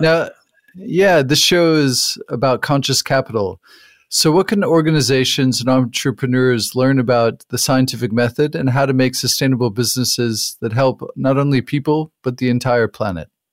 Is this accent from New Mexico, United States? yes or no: yes; New Mexico, United States; I grew up in the United States in the Southwest in New Mexico